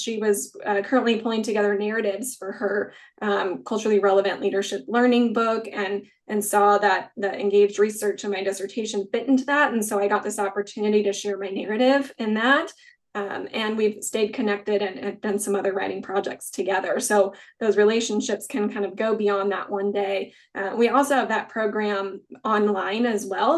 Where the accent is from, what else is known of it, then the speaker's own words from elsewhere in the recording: Kansas, United States; moved away; also born or lived in Greensboro, North Carolina; I'm from Kansas, where I'm at now is just four hours from my family